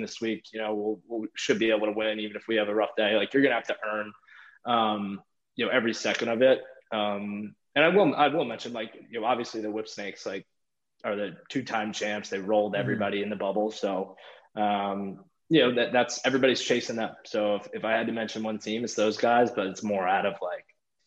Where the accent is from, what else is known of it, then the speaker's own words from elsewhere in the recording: near Hofstra, New York, United States; Hofstra. You know, like it's right by my hometown, and, you know, I had a lot of family there